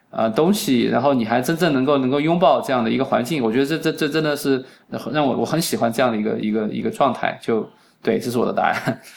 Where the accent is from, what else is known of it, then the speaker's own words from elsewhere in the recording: Beichuan, Sichuan, China; moved away as an adult; also born or lived in New York, United States; now in Phoenix, United States; 北村是山城嘛，我是一个山城长大的